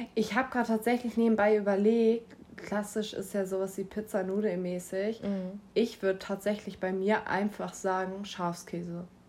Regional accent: Schleswig-Holstein, Germany; ich komme auch aus Schleswig-Holstein

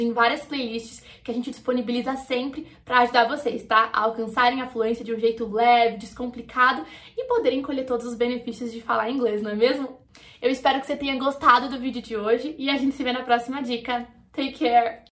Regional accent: Brazil; como brasileiro

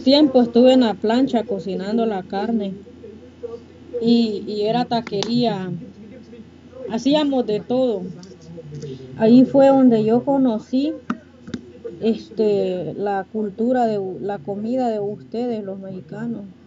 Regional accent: Honduras; moved away as an adult; Yo soy de Honduras

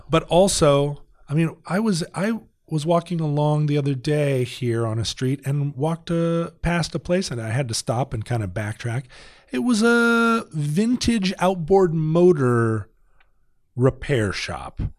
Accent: Alaska, United States; the real Suburbans that I grew up with in Alaska

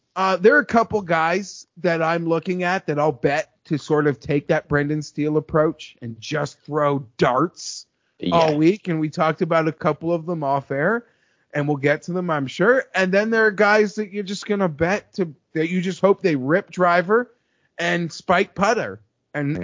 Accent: Canada; I'm Canadian

